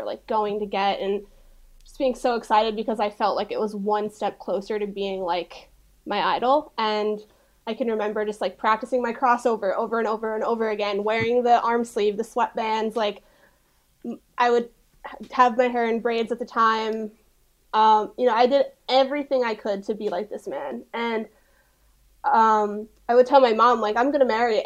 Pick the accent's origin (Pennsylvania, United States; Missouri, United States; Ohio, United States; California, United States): Pennsylvania, United States; about an hour north of Philadelphia; So I'm from Pennsylvania. I'm about an hour north of Philly is where my hometown's located